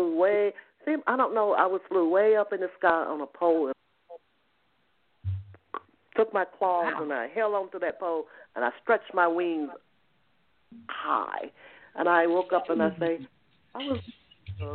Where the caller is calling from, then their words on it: Georgia, United States; I'm calling from Georgia